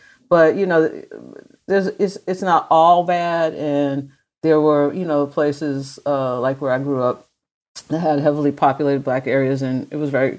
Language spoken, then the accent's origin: English; Medford, Massachusetts, United States; In Medford, Massachusetts.